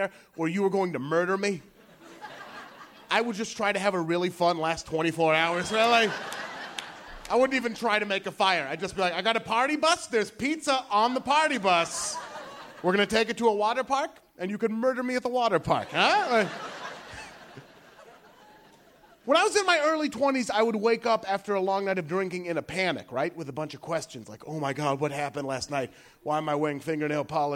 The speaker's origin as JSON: {"language": "English", "town": "Beaverton", "region": "Oregon", "country": "United States", "tie": "born or raised there", "also_born_or_lived": "Los Angeles", "said": "I'm from here. I'm from Portland. I'm from Beaverton, Oregon."}